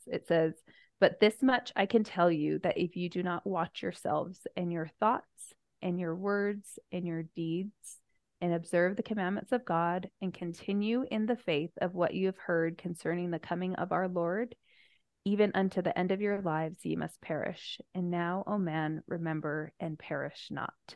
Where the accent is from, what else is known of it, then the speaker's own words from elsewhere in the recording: United States; moved away as an adult; also born or lived in Spokane, Washington; now in Utah Valley, United States; I grew up on the Navajo Reservation